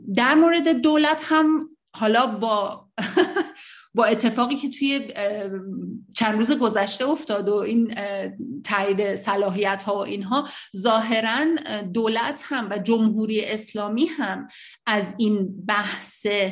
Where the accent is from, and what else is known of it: Iran; moved away